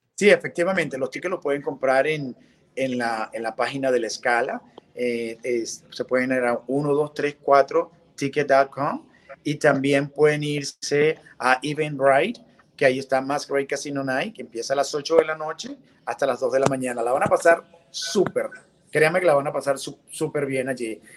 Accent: Venezuela; moved away as an adult; now in Miami, United States; yo soy venezolano de padres colombianos, tengo ya 26 años viviendo acá en Miami

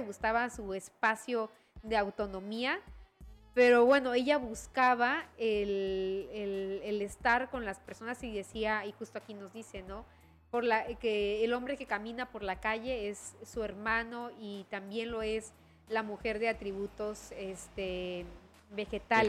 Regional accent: Chiapas, Mexico; como chiapanecas, chiapanecos, como mexicanas y mexicanos y como hablantes de la lengua española, tenemos

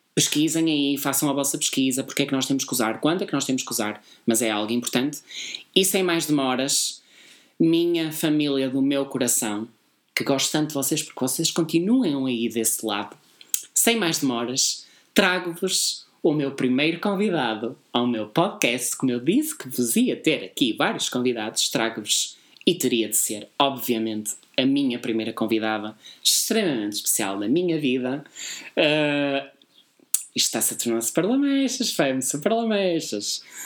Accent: Porto, Norte, Portugal; Nós somos do Porto. Como eu já tinha dito montes de vezes, nós somos do grande Porto.

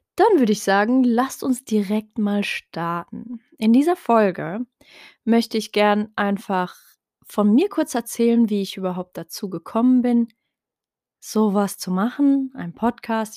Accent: Heidelberg, Baden-Württemberg, Germany; first language Tarifit; Ich bin ursprünglich in Heidelberg geboren, aber habe meine Wurzeln in Marokko, in Nador. Ähm, bin aber hier aufgewachsen, hier geboren

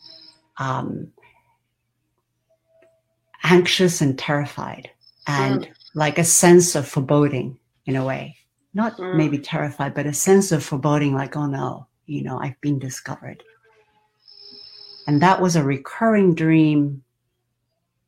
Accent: Japan; So I was born in Japan.

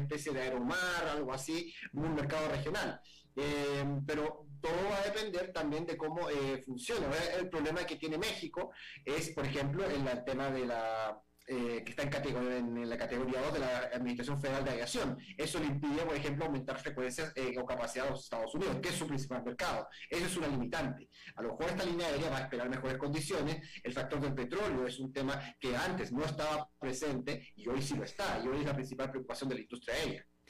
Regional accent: Chile; en mi país

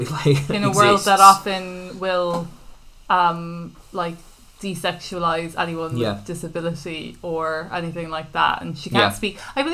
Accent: Ireland; I'm too Irish to hear nice things about myself.

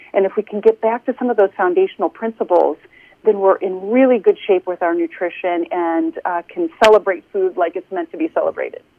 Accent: Chicago, Illinois, United States; moved away as an adult; now in Carmel, United States; I grew up in the Chicagoland area

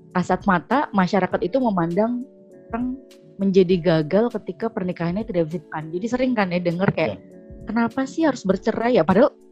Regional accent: Java, Indonesia; apalagi aku juga Jawa ya jadi

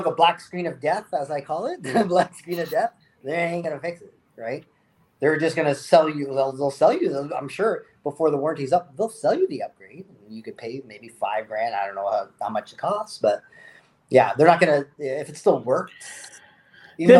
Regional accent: South Africa; now in Canada; South Africa, where I'm from. We're from South Africa, and then we both moved to Canada. I'm still in Canada.

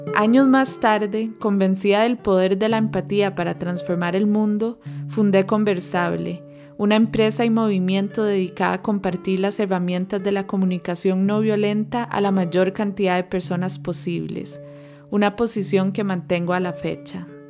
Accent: Costa Rica; also born or lived in United States / Ivory Coast; Nací en Estados Unidos, pero a los tres años me mudé a Costa de Marfil en África, donde pasé mis años más formativos, de los tres a los siete, y luego regresamos a Costa Rica.

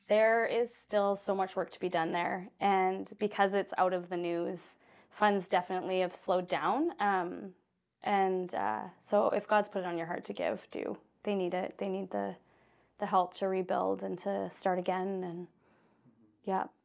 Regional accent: Saskatchewan, Canada; I grew up in Saskatchewan. I grew up in the prairies

